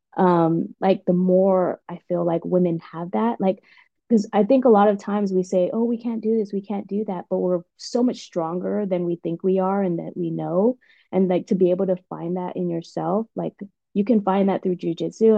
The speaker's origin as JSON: {"language": "English", "country": "Guam", "tie": "born or raised there", "also_born_or_lived": "West Coast, United States / East Coast, United States", "moved": "as an adult", "lives_now": "United States", "said": "I was born and raised in Guam, and um, I moved to the States when I was about 18."}